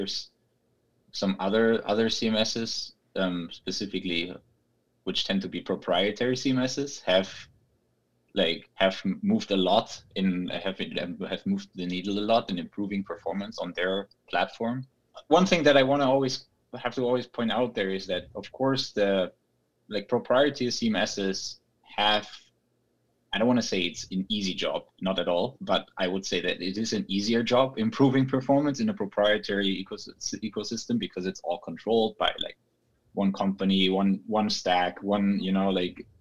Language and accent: English; Germany; now in San Francisco, United States; I'm originally from Germany, but now based in San Francisco